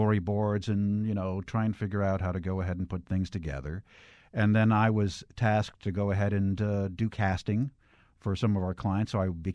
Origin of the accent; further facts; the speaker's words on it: River Vale, New Jersey, United States; also born or lived in Cleveland, Ohio; Grew up in a town called Rivervale.